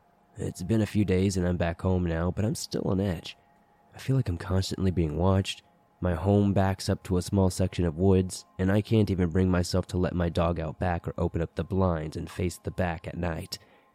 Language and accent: English; Maine, United States; For setup, I'm from Maine, and this takes place in the year of 2008, sometime during December, in Jay, Maine.